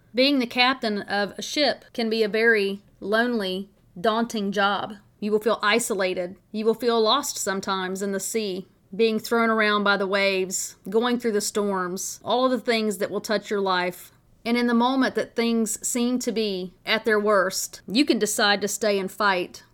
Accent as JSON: {"language": "English", "region": "Tennessee", "country": "United States", "tie": "born or raised there", "moved": "yes", "said": "I grew up on the Tennessee River"}